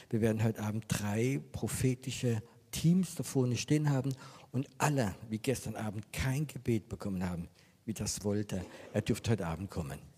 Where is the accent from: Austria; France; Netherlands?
France; German is a second language; Ich wollte ein christlicher Camping machen in Frankreich und das war mir so wichtig. Ähm, ich bin Franzose